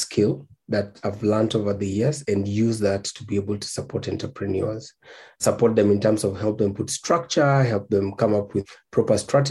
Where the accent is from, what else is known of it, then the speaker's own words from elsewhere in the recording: Nairobi, Kenya; I come from Nairobi, Kenya. That's where I live.